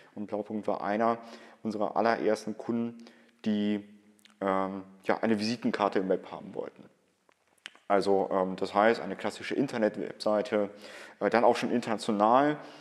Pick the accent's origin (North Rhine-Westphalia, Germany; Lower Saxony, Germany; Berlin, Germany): North Rhine-Westphalia, Germany; Cologne; bei uns in Köln